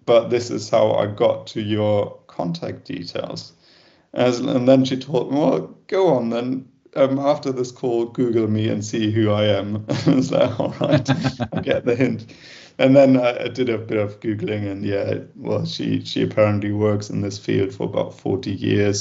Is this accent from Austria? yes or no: no; Germany; I'm from Germany.